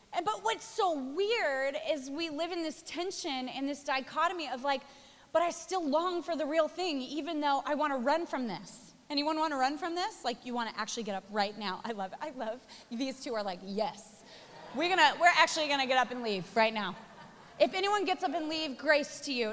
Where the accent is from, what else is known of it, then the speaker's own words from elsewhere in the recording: Spokane, Washington, United States; moved away as an adult; also born or lived in Australia; now in New York, United States; I was born in Spokane, Washington, moved to Australia, lived there for 10 years, met, married my husband, had our first three children